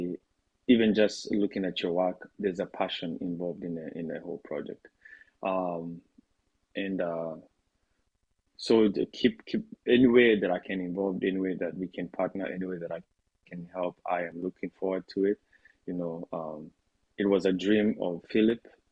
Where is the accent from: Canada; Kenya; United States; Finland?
Kenya; as a Kenyan